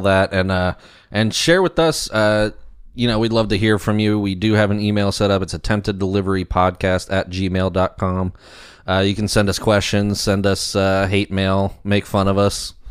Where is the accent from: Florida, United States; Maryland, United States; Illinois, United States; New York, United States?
Maryland, United States; Baltimore; I'm from Baltimore